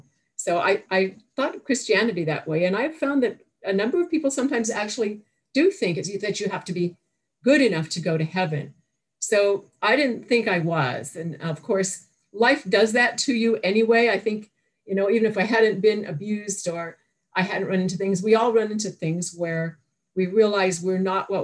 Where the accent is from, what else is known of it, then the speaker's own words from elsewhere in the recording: Toronto, Ontario, Canada; I was born in Toronto, Canada